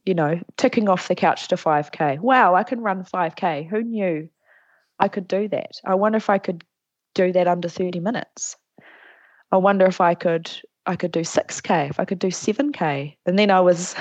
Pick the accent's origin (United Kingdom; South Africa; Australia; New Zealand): New Zealand; Whanganui, Manawatū-Whanganui; moved away as an adult; now in Palmerston North, New Zealand; I grew up in Whanganui.